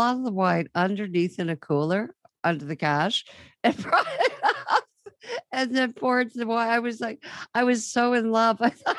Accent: Toronto, Ontario, Canada; I'm from Toronto.

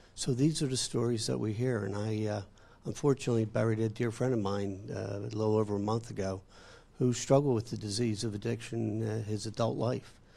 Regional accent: New Jersey, United States; I come from New Jersey

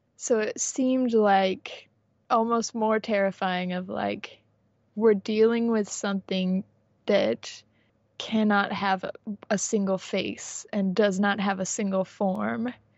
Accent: San Diego, California, United States; I grew up in San Diego

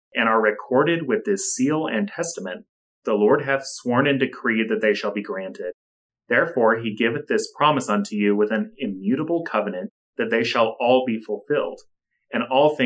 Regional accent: United States; as an American Latter-day Saint living today

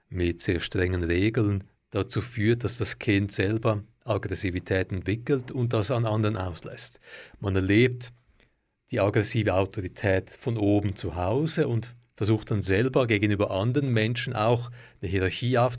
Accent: Switzerland; wie man es vielleicht bei uns in der Schweiz jetzt wäre.

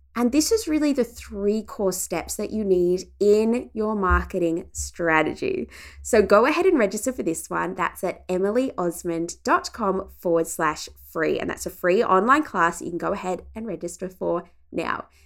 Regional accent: regional Victoria, Australia; my hometown in regional Victoria

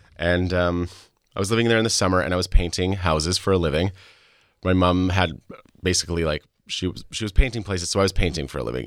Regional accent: Saskatchewan, Canada; also born or lived in Alberta; I was born in Alberta to an American father and a Canadian mother. Um, so I am a dual citizen. I grew up in Saskatchewan

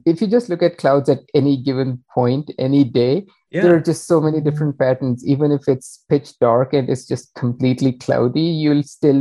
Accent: Pakistan; moved away; also born or lived in Oklahoma; I'm originally from Pakistan.

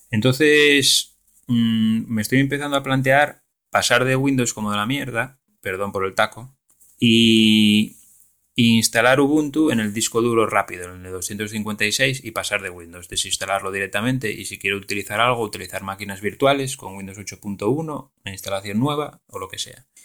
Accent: Galicia, Spain; Lugo, que está a nada, a 20 o 30 minutos en coche de mi pueblo. Entonces lo bueno sería ir a trabajar a Lugo y luego vivir en el pueblo.

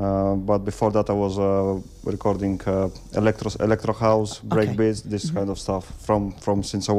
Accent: Russia; English is a second language; now in Wisbech, United Kingdom; I'm Russian.

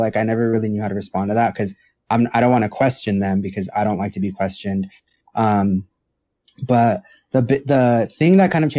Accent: San Diego, California, United States; also born or lived in Texas / New Mexico; now in Phoenix, United States; I'm originally from San Diego, California. I lived in Texas and New Mexico. The longest place I've ever lived was New Mexico, and I moved to Arizona 3 years ago.

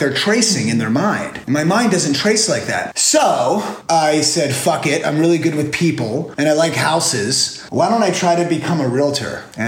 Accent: New Jersey, United States; moved away as an adult; also born or lived in Florida; now in California, United States; I am from Florida. I was born in Florida, raised in New Jersey, hopscotched up and down the East Coast.

